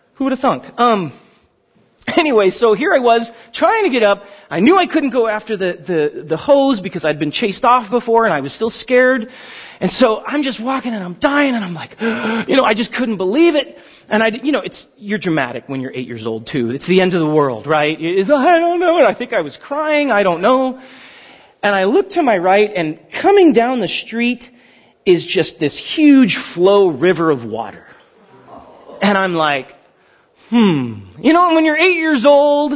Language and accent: English; Pasadena, California, United States; I grew up in Pasadena, up Hastings Ranch.